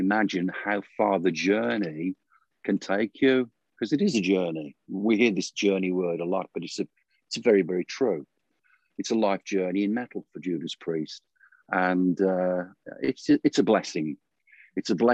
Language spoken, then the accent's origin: English; Birmingham, West Midlands, United Kingdom; When I was a kid, when we were kids growing up in the Midlands, we were surrounded by heavy industry